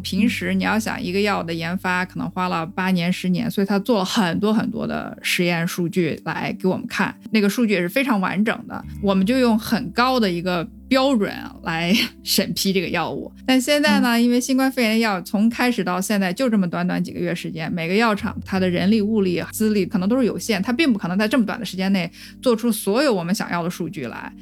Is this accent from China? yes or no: yes; China; moved away as an adult; now in United States; 当时因为我们都是中国人，在美国有身份问题